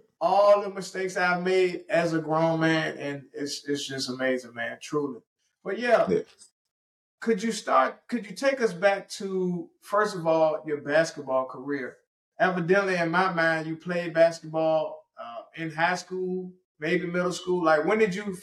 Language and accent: English; Richmond, Virginia, United States; I'm originally from Richmond, Virginia